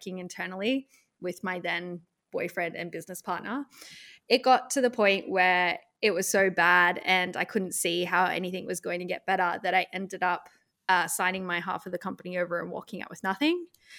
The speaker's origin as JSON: {"language": "English", "country": "Australia", "said": "it was a company in the US. I'm Australian and I didn't have to work in the US."}